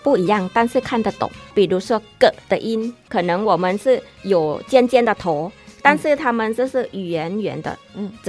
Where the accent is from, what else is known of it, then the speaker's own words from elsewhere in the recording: Isan, Thailand; 啊，我来自那个东北，我们是叫伊善啦，嗯、东北部的泰语，帕达湾哦